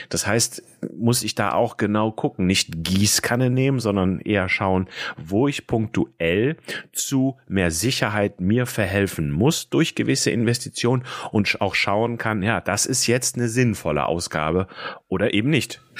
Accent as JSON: {"language": "German", "region": "Rhineland", "country": "Germany", "said": "Ein alter Schlager hier aus dem Rheinland, wo ich herkomme."}